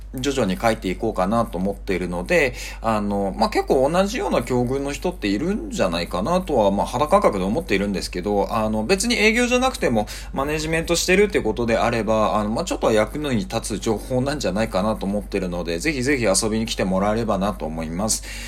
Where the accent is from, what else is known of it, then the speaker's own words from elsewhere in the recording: Kyushu, Japan; moved away as an adult; also born or lived in Tokyo / Singapore; now in Bangkok, Thailand; 日本のあの、まあ、九州で生まれて